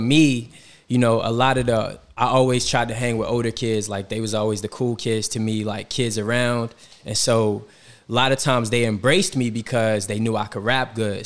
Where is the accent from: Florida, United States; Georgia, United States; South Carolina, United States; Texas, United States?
Georgia, United States; Atlanta; moved away as an adult; also born or lived in Washington, D.C.; now in New York City, United States; growing up in Atlanta, I took summer classes at Morehouse when I was in high school